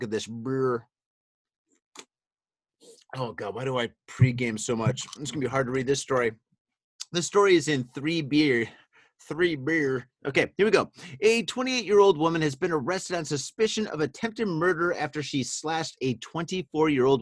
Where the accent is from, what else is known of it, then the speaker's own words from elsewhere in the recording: Michigan, United States; now in Japan; I'm from Michigan, right? I lived like fucking, 25 minutes away from fucking, from Windsor